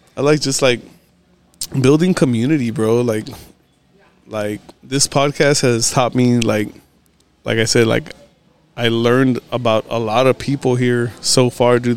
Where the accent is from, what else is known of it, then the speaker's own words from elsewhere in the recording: Texas, United States; also born or lived in California; I came back down here probably when I was like three or four